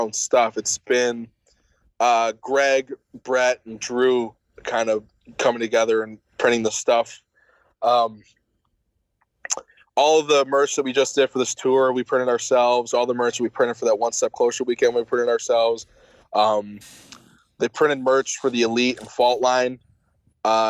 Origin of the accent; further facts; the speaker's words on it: Buffalo, New York, United States; I'm from Buffalo and I'm straight edge